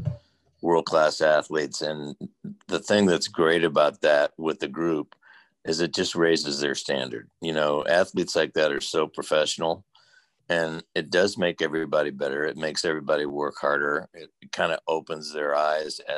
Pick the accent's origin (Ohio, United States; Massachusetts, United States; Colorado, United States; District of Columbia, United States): Ohio, United States; Akron; moved away as an adult; also born or lived in Cleveland, Ohio / Kentucky / Mission Viejo, California; I was born in Cleveland and grew up in Akron, about 4 miles from where LeBron grew up.